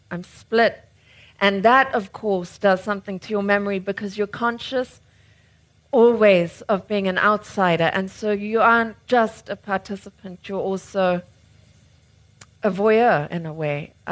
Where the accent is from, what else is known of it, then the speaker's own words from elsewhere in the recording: United Kingdom; I got born with a bloody oversized brain, no chin, and I'm really neurotic because I'm British.